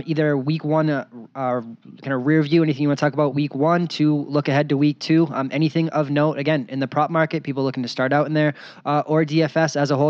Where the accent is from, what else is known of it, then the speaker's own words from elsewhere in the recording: Boston, Massachusetts, United States; moved away as an adult; now in Las Vegas, United States; a guy growing up in Boston, living there for 26 years before I moved to Vegas